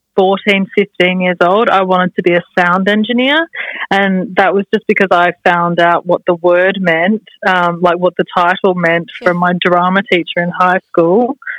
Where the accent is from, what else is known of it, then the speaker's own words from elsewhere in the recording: Australia; moved away as an adult; now in London, United Kingdom; Like I moved to London from Australia when I was 19. I'd just finished uni studying sound, and I went there with a bunch of friends